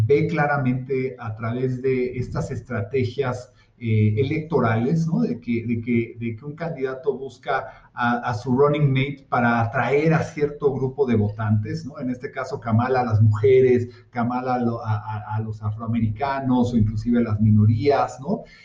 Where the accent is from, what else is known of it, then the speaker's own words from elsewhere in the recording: United States; yo como americano